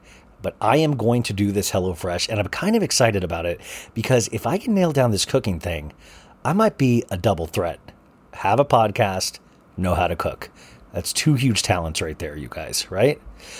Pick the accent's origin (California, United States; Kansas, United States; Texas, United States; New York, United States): Kansas, United States; Olathe; now in Paradise Valley, United States; I was from Olathe, Kansas, and then we moved to Paradise Valley, Arizona, and I didn't know what gay was, you know.